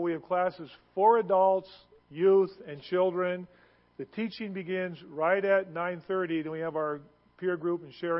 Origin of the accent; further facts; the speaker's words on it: Seattle, Washington, United States; having grown up where I have in Seattle, not too far from Ballard, although I'm not really from Ballard, I'm from Greenwood